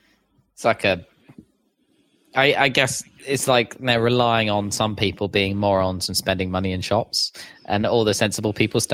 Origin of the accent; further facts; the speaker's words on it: London, United Kingdom; I'm a Londoner